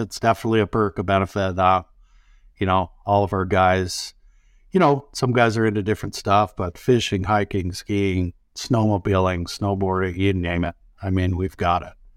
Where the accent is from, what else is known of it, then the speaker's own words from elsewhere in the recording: Utah, United States; now in Montana, United States; I grew up in the Rockies too, down, uh, state below in Utah